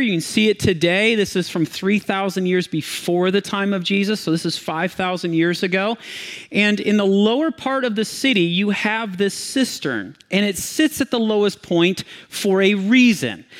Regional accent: Michigan, United States; I grew up in Michigan

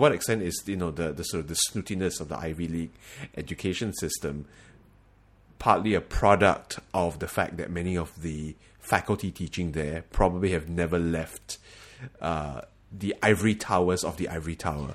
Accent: Singapore; moved away as an adult; now in United States; we are from Singapore

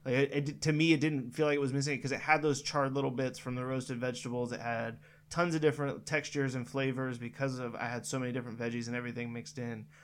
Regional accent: Northern California, United States; I grew up in Northern California

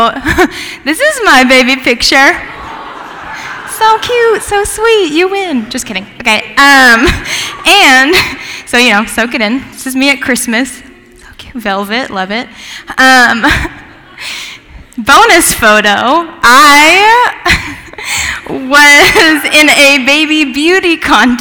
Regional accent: Gig Harbor, Washington, United States; moved away as an adult; also born or lived in Bible Belt; I grew up in Gig Harbor, Washington

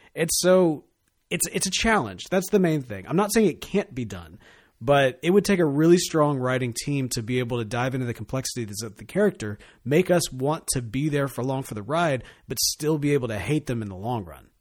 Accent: Mississippi, United States; I grew up here in Mississippi

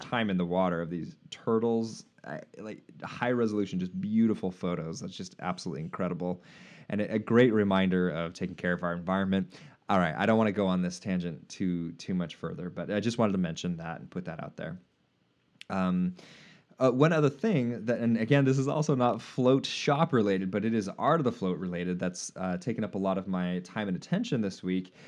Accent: United States

